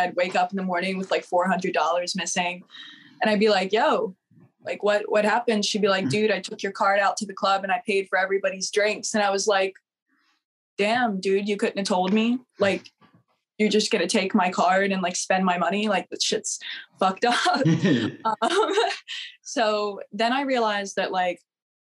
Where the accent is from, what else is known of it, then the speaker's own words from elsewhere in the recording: New Jersey, United States; moved away as an adult; also born or lived in Florida; I was raised in New Jersey